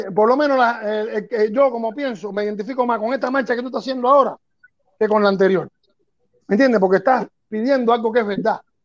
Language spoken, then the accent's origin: Spanish; Havana, Cuba; yo nací en Consulado, entre San Rafael y San Miguel en pleno boulevard